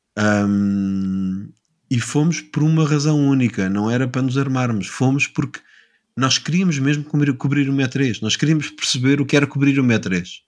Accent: Lisbon, Portugal; also born or lived in New York; minha cidade natal de Lisboa

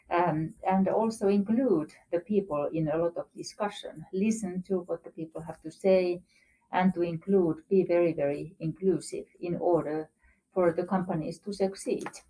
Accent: Rovaniemi, Lapland, Finland; moved away as an adult; also born or lived in Moscow; I'm actually originated from Rovaniemi, mm and that's where I went to school

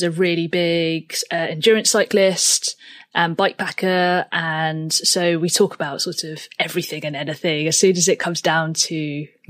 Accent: United Kingdom; I am a British-born Chinese transgender filmmaker and photographer

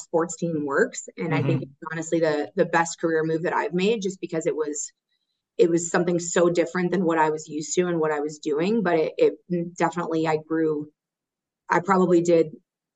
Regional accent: Orlando, Florida, United States; moved away as an adult; also born or lived in Aiken, South Carolina / Notre Dame, Indiana / Detroit, Michigan; now in Charlotte, United States; I grew up right outside of Orlando

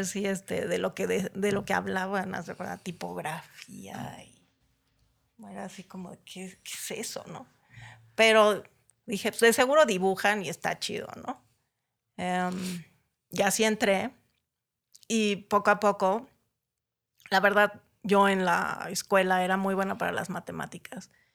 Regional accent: Naucalpan, State of Mexico, Mexico; also born or lived in Tapachula, Chiapas; nací en Tapachula, Chiapas, en 1963. este, y llegué a México en 1970, a Ciudad Satélite

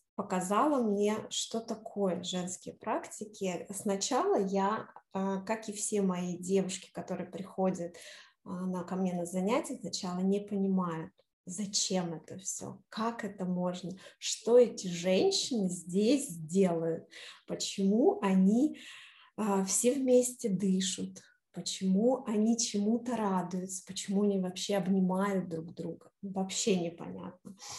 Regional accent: Novaya Lyalya, Sverdlovsk Oblast, Russia; also born or lived in Moscow, Russia; now in New York, United States; родилась я в маленьком городке под Екатеринбургом, который очень люблю теперь называть это название а, Новая Ляля. Маленький-маленький городочек, и всегда в детстве а, называли всех там а, москвичи. А мы кто? Мы были э, новолялинцы

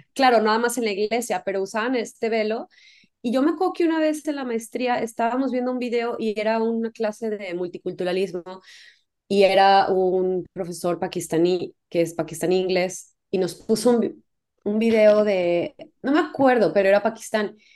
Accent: Mexico; si soy mexicana

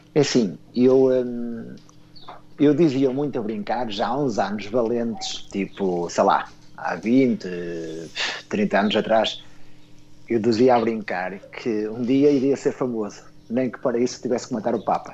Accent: Esposende, Norte, Portugal; sou natural de Bolinhos, Esposende

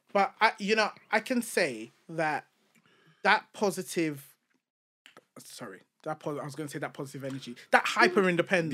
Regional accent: United Kingdom; accent: British; also born or lived in Nigeria; a purely British accent

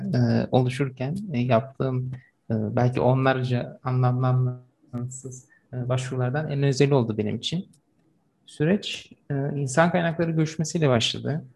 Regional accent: Çanakkale, Turkey; 1997 ee, Çanakkale doğumluyum.

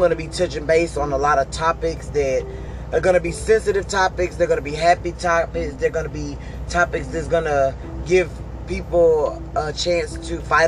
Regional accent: Hattiesburg, Mississippi, United States; now in Texas, United States; I'm from Hattiesburg, Mississippi. I live in Rocheron, Texas currently.

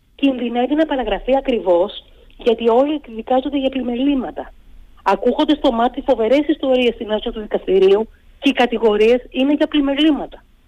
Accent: Greece

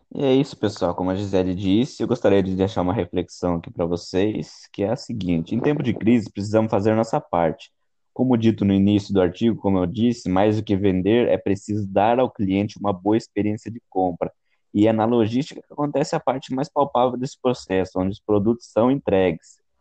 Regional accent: Cerquilho, São Paulo, Brazil; sou da cidade de Serquilho, São Paulo

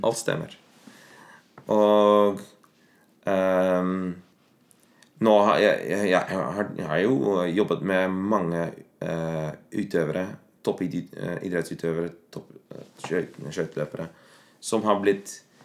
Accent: Netherlands; first language Dutch; Norwegian is a second language; moved away as an adult; also born or lived in Bergen, Norway; now in Norway; jeg har bodd uh, mest av livet mitt i Nederland, og jeg er ikke uh, Jeg snakker alltid nederlandsk hjemme

